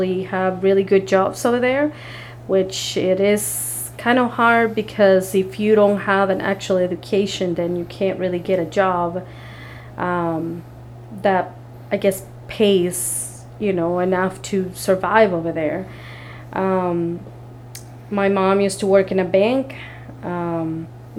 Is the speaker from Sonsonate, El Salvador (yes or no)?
yes; Salcoatitán, Sonsonate, El Salvador; now in United States; We lived in a very small town called Salcuatitan